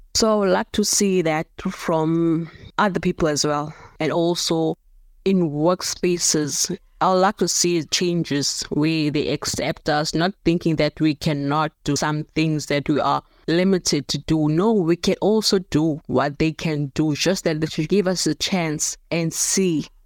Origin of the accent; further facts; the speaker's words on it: Cape Town, Western Cape, South Africa; also born or lived in Johannesburg; I was born in Johannesburg. I moved here in Cape Town around about two, six after my mother passed away